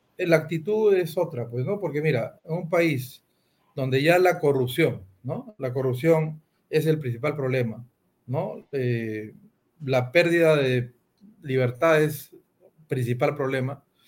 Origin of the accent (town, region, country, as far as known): Peru